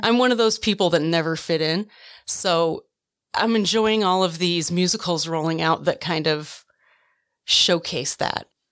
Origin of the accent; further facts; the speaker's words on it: Oconomowoc, Wisconsin, United States; moved away as an adult; also born or lived in Twin Falls, Idaho / western United States; I grew up in Oconomowoc, Wisconsin, born in Twin Falls, Idaho